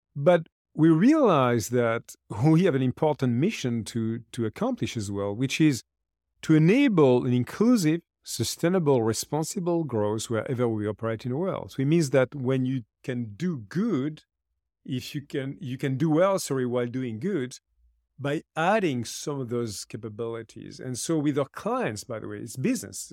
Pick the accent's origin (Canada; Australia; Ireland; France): France; I also created a foundation in my home country in France called Lead for Good